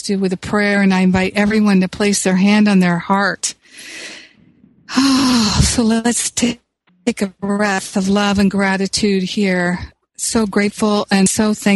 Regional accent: Los Angeles, California, United States; Los Angeles, my hometown

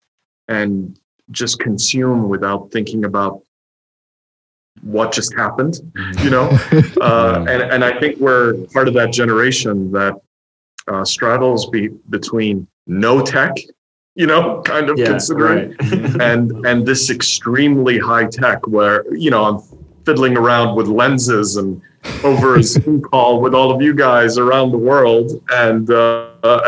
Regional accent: Saudi Arabia; also born or lived in United States / France; I grew up in Saudi. I lived here I've now lived here for the majority of my life.

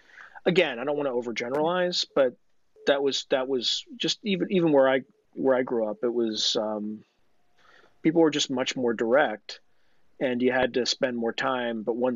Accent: East Coast, United States; now in West Coast, United States; I'm originally from the East Coast and I moved out to the West Coast

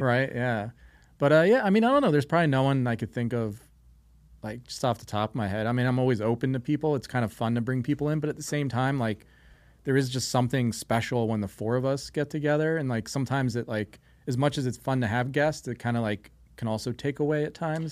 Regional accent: New Jersey, United States; now in Las Vegas, United States; I grew up near the Pine Barrens

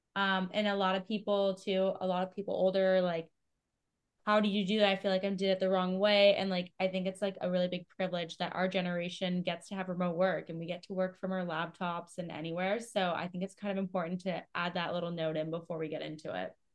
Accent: Canada; I'm from Canada

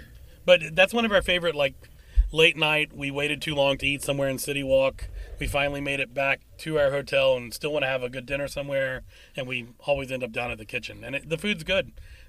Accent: West Virginia, United States; we're from West Virginia

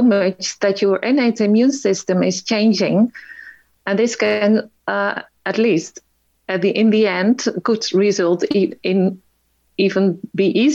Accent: Netherlands; I'm from Holland

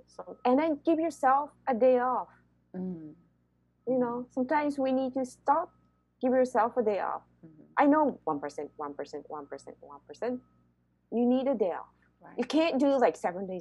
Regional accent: Japan; moved away; I grew up in Japan

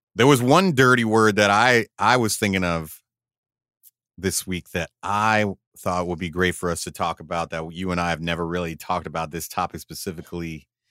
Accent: United States; I'm an American

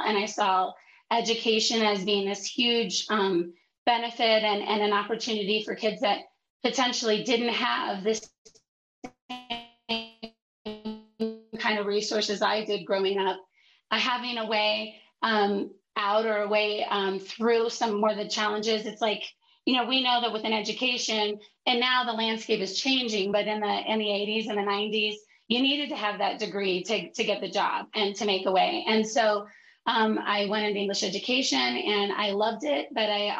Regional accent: Athens, Ohio, United States; moved away; also born or lived in Cleveland, Ohio; I grew up in Athens, actually. And then I moved to Little Italy in Cleveland

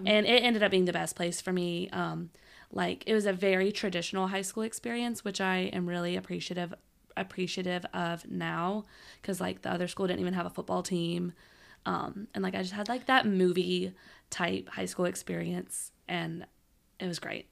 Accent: Shreveport, Louisiana, United States; I'm from Shreveport

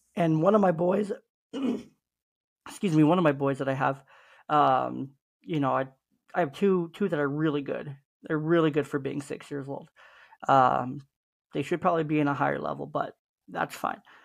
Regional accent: Oakland, California, United States; I was a teenager growing up in East Oakland in the hood

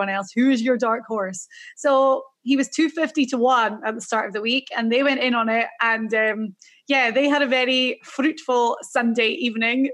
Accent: Scotland, United Kingdom; I'm Scottish. So I was very happy for our small little country.

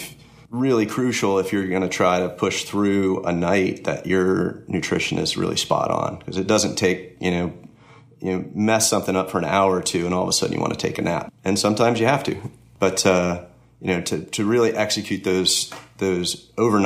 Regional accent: Connecticut, United States; also born or lived in Florida; now in Georgia, United States; I grew up in Connecticut, but I ended up in Florida for 5 or 6 years before I moved to Georgia

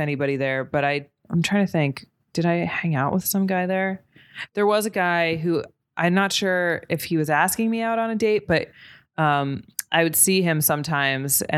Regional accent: New Jersey, United States; I grew up in New Jersey and my family's from New York

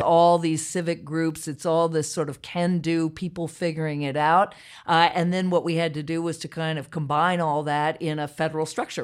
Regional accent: Charlottesville, Virginia, United States; I grew up in Charlottesville, Virginia

